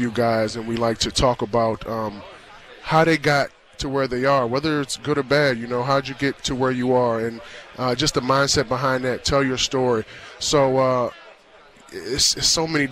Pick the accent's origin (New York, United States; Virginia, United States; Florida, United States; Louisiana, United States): Virginia, United States; King George; moved away; I'm from King George, Virginia